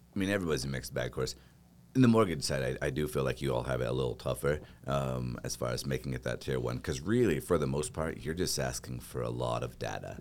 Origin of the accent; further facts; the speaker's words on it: Boise, Idaho, United States; moved away; I grew up on a farm in a little town, uh, or else in Boise, which honestly, Boise is a little town